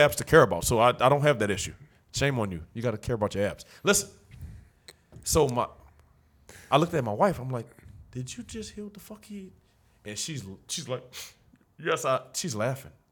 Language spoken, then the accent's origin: English; New Orleans, Louisiana, United States; also born or lived in Algiers, New Orleans; I grew up in the Seven Ward